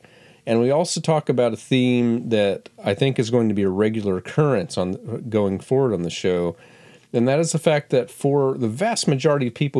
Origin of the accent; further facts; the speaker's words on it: Florida, United States; I grew up in Florida